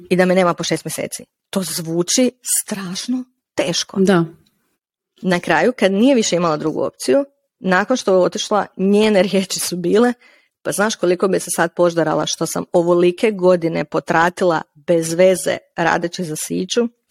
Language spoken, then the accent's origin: Croatian; Slavonski Brod, Brod-Posavina County, Croatia; Ja sam iz Slavonskog broda